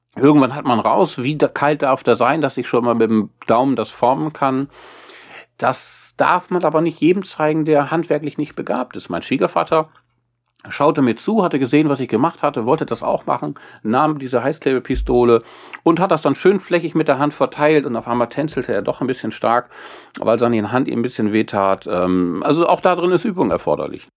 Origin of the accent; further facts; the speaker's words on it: Wesermarsch, Lower Saxony, Germany; ich komme aus der Wesermarsch äh, zwischen Nordenham und Farel